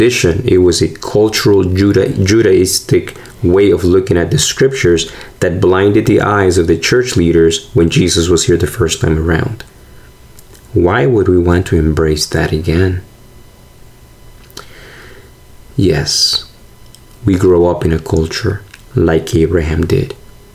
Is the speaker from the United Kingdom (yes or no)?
no; Argentina; now in United States; I'm from Argentina